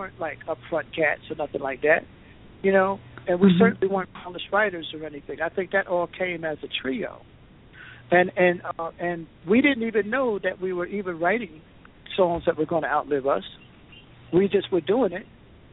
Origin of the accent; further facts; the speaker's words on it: East Orange, New Jersey, United States; moved away as an adult; also born or lived in Los Angeles; growing up in East Orange